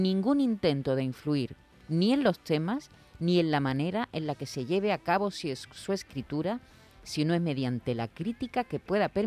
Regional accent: Spain; o como yo soy español, para no meterte en el lío.

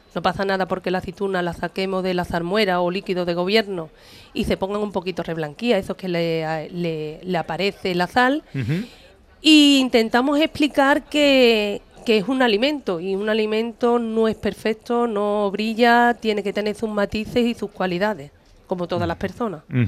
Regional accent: Arahal, Andalusia, Spain; producto tradicional y cultural de mi pueblo

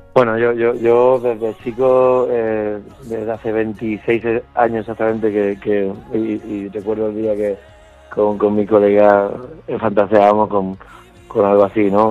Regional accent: Andalusia, Spain; accent: Andalusian; mi acento

